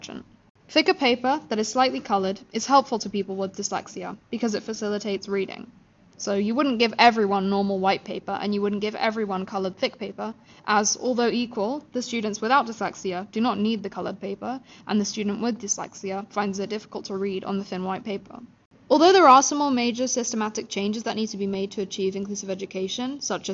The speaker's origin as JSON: {"language": "English", "region": "London", "country": "United Kingdom", "tie": "born or raised there", "said": "I went to school in London for 13 years"}